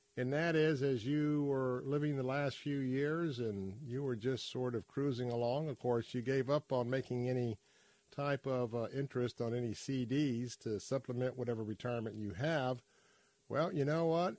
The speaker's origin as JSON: {"language": "English", "town": "Tampa", "region": "Florida", "country": "United States", "tie": "born or raised there", "said": "I'm a cracker that grew up right here in Tampa Bay, but I grew up in West Tampa"}